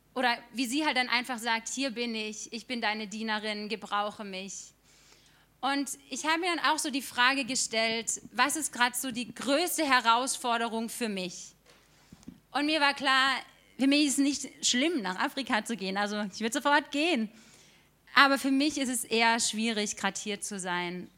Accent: Stühlingen, Baden-Württemberg, Germany; moved away as an adult; now in Karlsruhe, Germany; ich bin 25 Jahre alt und ich bin in Stühlingen geboren worden

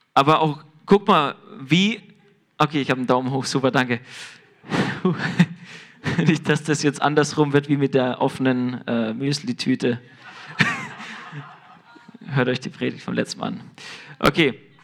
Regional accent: Germany; wir als Deutsche

